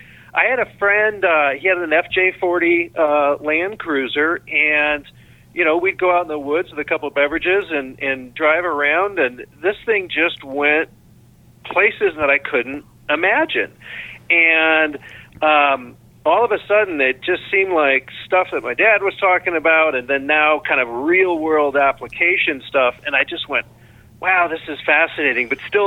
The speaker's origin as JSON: {"language": "English", "town": "Chicago", "region": "Illinois", "country": "United States", "tie": "born or raised there", "also_born_or_lived": "Wyoming", "said": "I grew up outside of Chicago."}